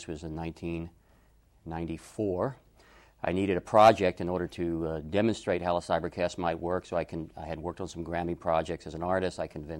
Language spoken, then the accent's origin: English; Atlanta, Georgia, United States; I was raised in Atlanta and attended Georgia State University to study philosophy.